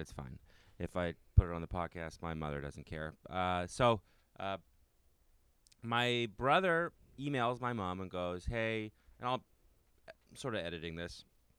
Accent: Ottawa, Ontario, Canada

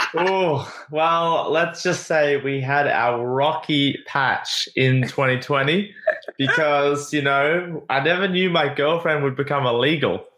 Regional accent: Australia; moved away as an adult; now in Playa del Carmen, Mexico; it's my home country

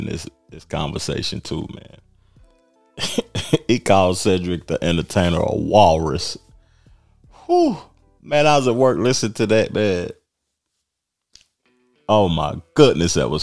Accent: Knoxville, Tennessee, United States; I come from Knoxville, man, a small town in Tennessee, 200,000 people

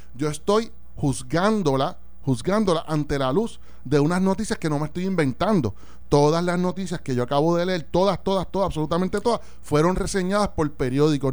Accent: Puerto Rico; como puertorriqueño

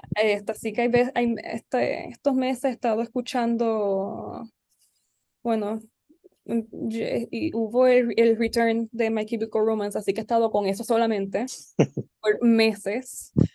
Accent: San Juan, Puerto Rico; also born or lived in Barranquitas; yo nací en San Juan y me crié en San Juan, mi escuela fue acá

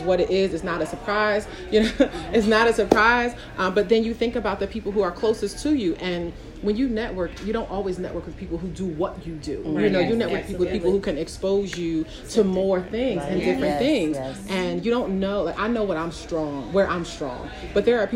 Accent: Philadelphia, Pennsylvania, United States; I'm from Philly, I'm a little hood

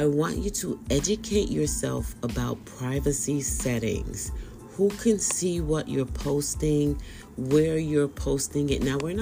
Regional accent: Bay Area, California, United States; I am from the Bay Area

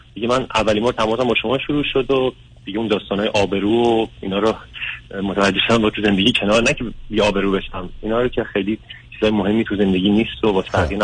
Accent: Iran; moved away as an adult; also born or lived in Tehran, Iran; now in United States; من بچه دوم یه خانواده هم توی شهرستان

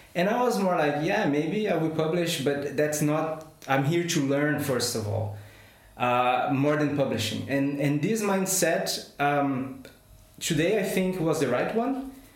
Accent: Brazil; English is a second language; moved away as an adult; also born or lived in São Paulo, Brazil / Madrid, Spain / Munich, Germany / Shanghai, China; now in Hanover, Germany; I am a scientist by formation, and I come from Brazil

